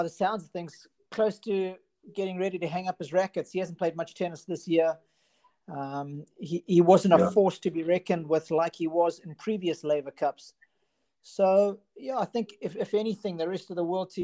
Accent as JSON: {"language": "English", "town": "Durban", "region": "KwaZulu-Natal", "country": "South Africa", "tie": "born or raised there", "said": "I'm a Durban boy through and through. So yeah, I grew up in Westville in Durban"}